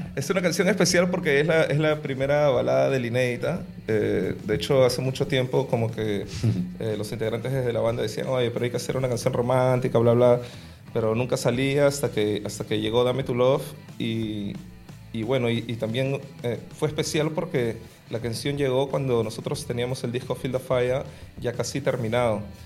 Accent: Lima, Peru; yo vengo de La Victoria, que es un barrio donde, donde hay mucha cultura afroperuana

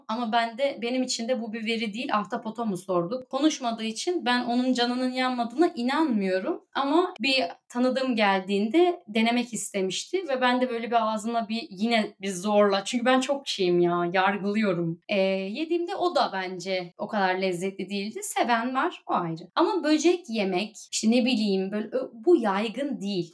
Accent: Black Sea Region, Turkey; accent: Black Sea (Karadeniz); moved away as an adult; now in South Korea; Karadenizli olduğum için bu arada, işte Karadeniz ağzıyla Korece'yi birleştirerek

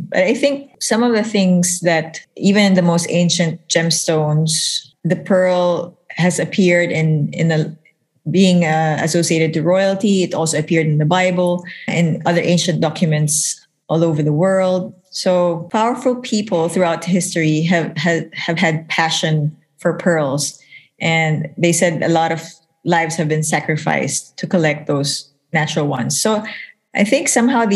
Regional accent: Philippines; I'm from the Philippines.

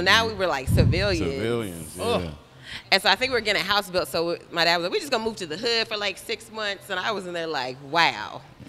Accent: Radcliff, Kentucky, United States; also born or lived in South Korea / Thailand; No, I'm from Kentucky, but I was born and raised I was born in Korea on an army base, raised I lived in Thailand, Radcliffe, Kentucky.

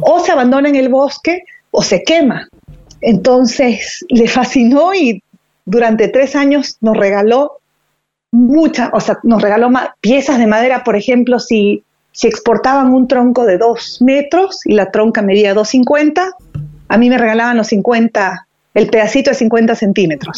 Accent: Bolivia; moved away; also born or lived in Buenos Aires, Argentina / United States; Yo soy originalmente de Bolivia, pero viví 15 años fuera y me pareció excelente la posibilidad de volver a mi país a trabajar

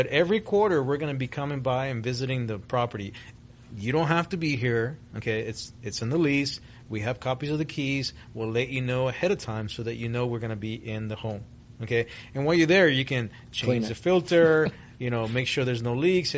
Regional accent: Miami, Florida, United States; English is a second language; also born or lived in Guatemala; I was born in Central America, in Guatemala, was raised in Miami, Florida. When I arrived in the States in 1975, I had no English

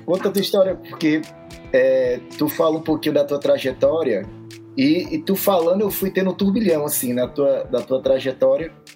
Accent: Fortaleza, Ceará, Brazil; also born or lived in Rio Claro, São Paulo; Eu sou cearense, nascido em Fortaleza

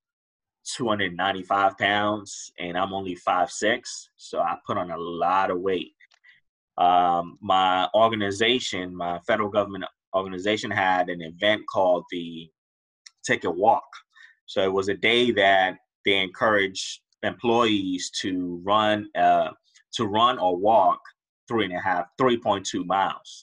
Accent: Riverdale, Maryland, United States; I grew up in Riverdale, Maryland.

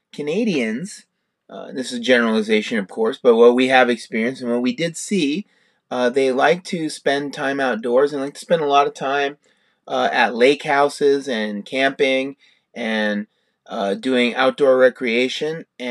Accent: New York, United States; I was born in New York

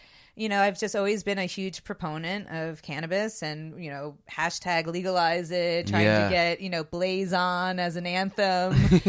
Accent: Charlotte, North Carolina, United States; I grew up in Charlotte, North Carolina, and there wasn't much else to do besides tip cows back then.

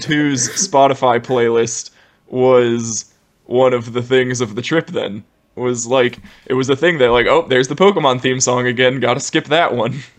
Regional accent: Ohio, United States; moved away; we're from the Midwest, Ohio, terrible winters

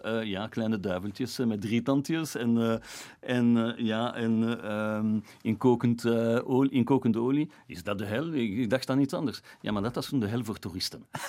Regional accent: Flanders, Belgium; Ik ben een Belg, ik ben een Jood. Als Vlaming hier

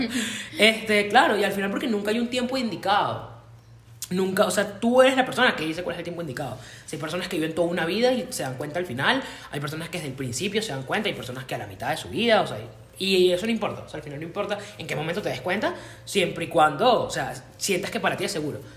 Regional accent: Caracas, Capital District, Venezuela; yo que vivo y nací en Caracas

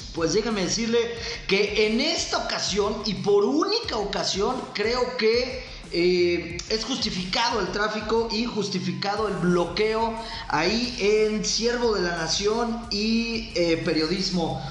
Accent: Michoacán, Mexico; usted y yo aquí como mexicanos y más como michoacanos

